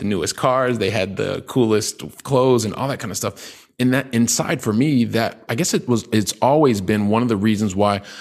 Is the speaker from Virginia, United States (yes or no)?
no; Columbus, Ohio, United States; born there; also born or lived in Colorado / Texas; I'm a guy from the Midwest. I was born in Columbus, Ohio. By the time I was 12, my family, we'd lived in like three different states Ohio, Colorado, Texas.